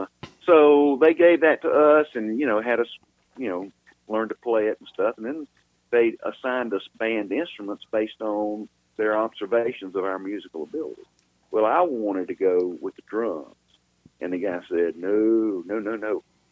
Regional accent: Atlanta, Georgia, United States; also born or lived in North Carolina; Anyway, I was born in 1953 in Atlanta, Georgia. And at the time, my dad was a Baptist preacher. And we lived in a lot of different places, but I was born in Atlanta, but we lived all over Georgia and North Carolina for the most part.

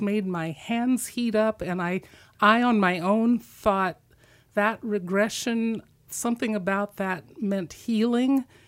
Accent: Midwest, United States; moved away; I was a Christian growing up in the Midwest.

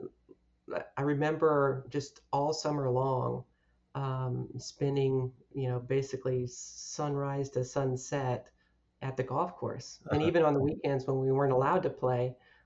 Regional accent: Houston, Texas, United States; moved away as an adult; now in Keswick, Virginia, United States; I grew up in Houston, Texas

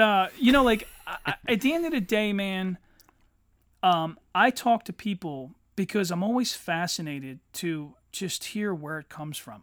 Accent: Eddystone, Pennsylvania, United States; growing up in Eddystone as a teenager

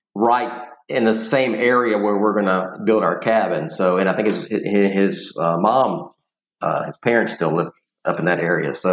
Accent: Houston, Texas, United States; I've been here all my life

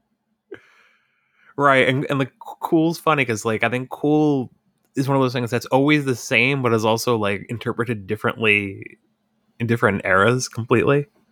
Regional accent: Hudson Valley, New York, United States; I grew up in the Hudson Valley

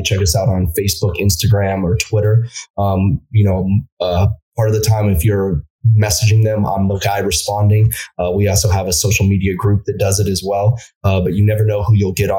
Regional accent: United States; as an American

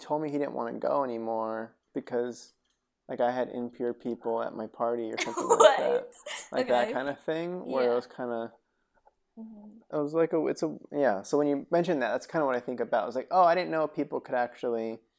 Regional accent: Reno, Nevada, United States; now in Los Angeles, United States; growing up in Reno

